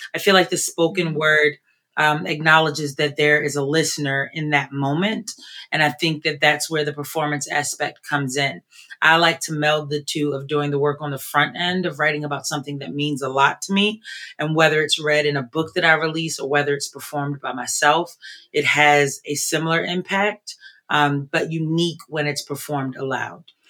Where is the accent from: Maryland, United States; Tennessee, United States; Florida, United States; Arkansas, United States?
Maryland, United States; Baltimore; moved away as an adult; now in Philadelphia, United States; I am originally from Baltimore. I've been in Philly for 20 plus years